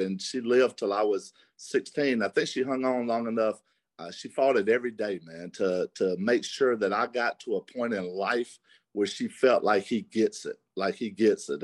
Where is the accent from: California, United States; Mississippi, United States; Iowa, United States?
Mississippi, United States; and I was from Mississippi.